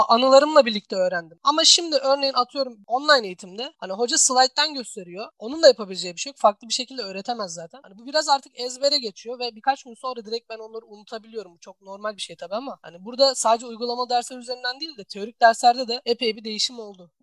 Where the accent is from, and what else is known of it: Turkey